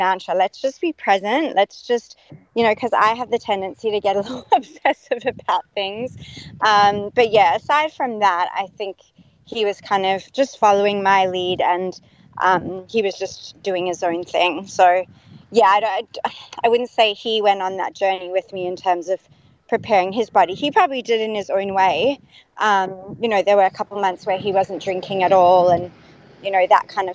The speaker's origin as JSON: {"language": "English", "town": "Perth", "region": "Western Australia", "country": "Australia", "tie": "born or raised there", "also_born_or_lived": "South Africa / United States", "moved": "yes", "lives_now": "Sydney, Australia", "said": "So I am living in Sydney currently, but I was born in South Africa, raised in Perth"}